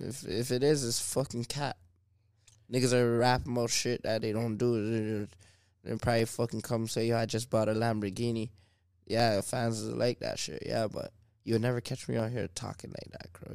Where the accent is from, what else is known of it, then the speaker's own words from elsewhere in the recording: Toronto, Ontario, Canada; I'm from Driftwood Court